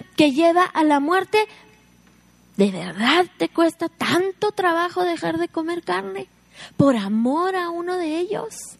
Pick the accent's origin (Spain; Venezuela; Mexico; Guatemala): Mexico; Somos mexicanas